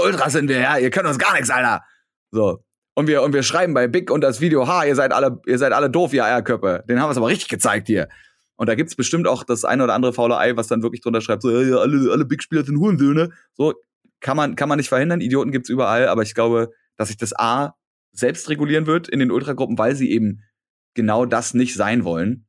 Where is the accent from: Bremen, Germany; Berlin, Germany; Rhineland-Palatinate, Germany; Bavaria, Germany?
Berlin, Germany; ich bin dann in Hellersdorf, wo ich groß geworden bin